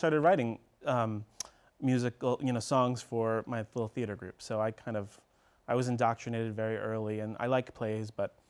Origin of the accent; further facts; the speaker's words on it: New York City, New York, United States; And I grew up in New York City, actually, so I saw a fair share of Broadway shows.